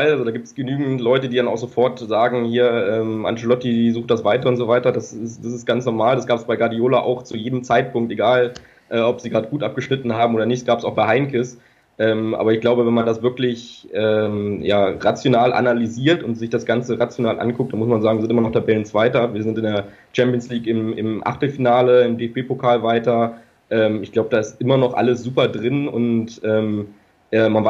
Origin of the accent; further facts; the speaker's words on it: Braunschweig, Lower Saxony, Germany; now in Gelsenkirchen, Germany; Nee, überhaupt nicht. Ich komme auch nicht aus Bayern.